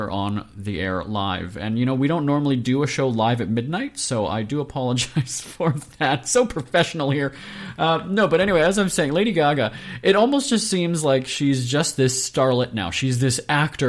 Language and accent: English; Winnipeg, Manitoba, Canada; I'm from Winnipeg, Manitoba